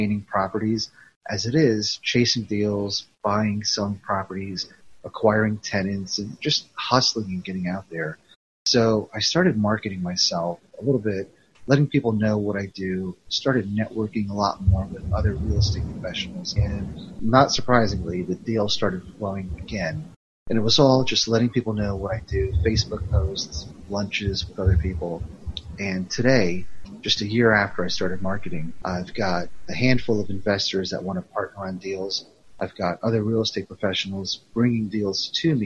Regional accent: New Jersey, United States; moved away as an adult; also born or lived in Indiana; now in Cincinnati, United States; I'm from New Jersey originally, went to school in Indiana, got a IT job

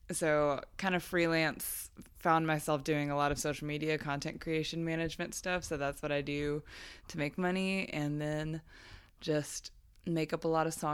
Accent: Dallas, Texas, United States; moved away as an adult; also born or lived in Alabama; I grew up in Dallas, Texas, and then went to college in Alabama

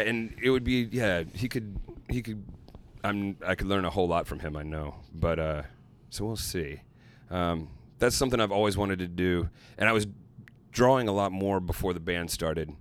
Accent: Little Rock, Arkansas, United States; my hometown of Little Rock, Arkansas

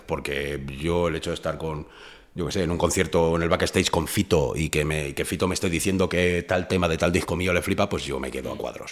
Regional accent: Fuenlabrada, Community of Madrid, Spain; yo me crié en, en Fuenlabrada

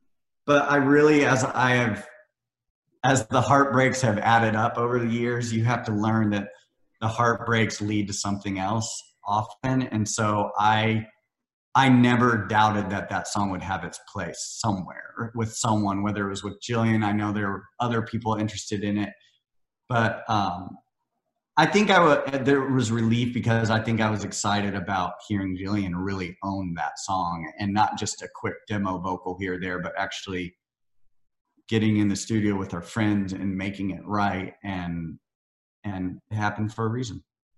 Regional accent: Missouri, United States; also born or lived in Iowa; Well, it's funny, I mean, growing up in Missouri and Iowa, you're not surrounded by the community like you are here, or LA or New York or London or any of these.

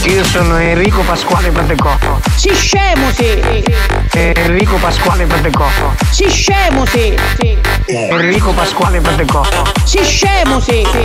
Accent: Motta San Giovanni, Calabria, Italy; Io sono di Motta San Giovanni, ho 32 anni.

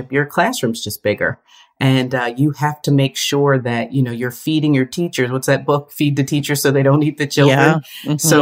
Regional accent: Bristol, Pennsylvania, United States; I was born and raised in the Bristol, PA area, just north of Philadelphia

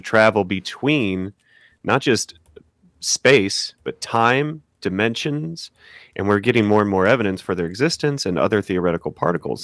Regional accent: Missouri, United States; I'm from, I'm from Missouri

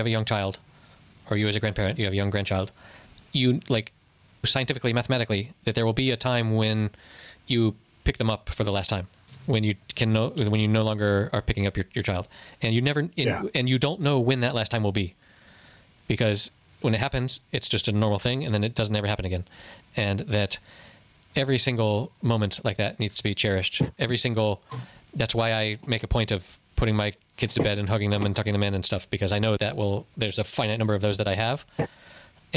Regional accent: United States; as an American

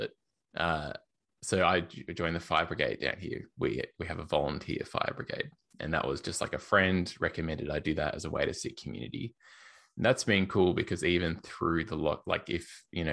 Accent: Australia; accent: Australian; also born or lived in Melbourne, Australia / Portland, Oregon; I used to live in Melbourne in Australia, in case you can't tell by my accent

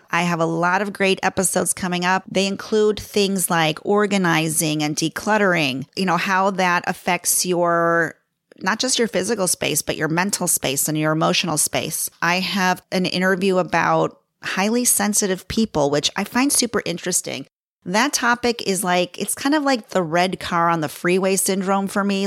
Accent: Chicago, Illinois, United States; accent: Chicago; moved away as an adult; now in Los Angeles, United States; My accent is, is a Chicago accent. I was born and raised in Chicago.

